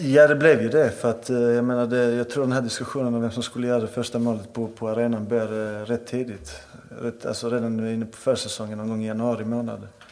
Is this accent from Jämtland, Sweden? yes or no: no; Malmö, Skåne, Sweden; Som malmöit, jag är född och uppvuxen i Malmö.